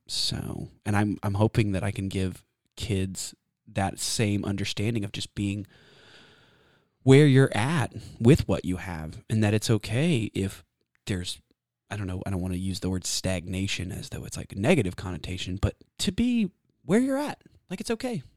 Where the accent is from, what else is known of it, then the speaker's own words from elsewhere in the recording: Texas, United States; also born or lived in Washington State; I was born and raised in Texas